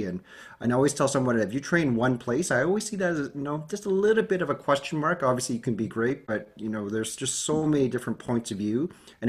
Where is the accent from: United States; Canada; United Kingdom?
Canada; Calgary, Alberta; moved away as an adult; also born or lived in Hamilton; now in Edmonton, Canada; but I grew up in Calgary. And so if I can relate back, I watched the Flames play in the Corral. I was volunteering the Olympics in Calgary. So I am a so-called Alberta boy.